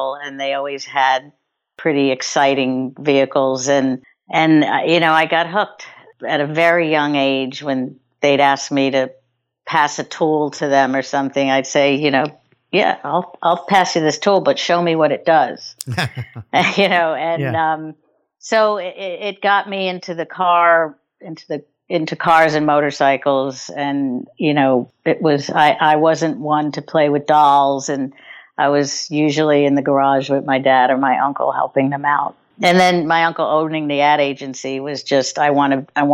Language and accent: English; New York City, New York, United States; I'm a New Yorker. I was born here. I grew up here. I live here.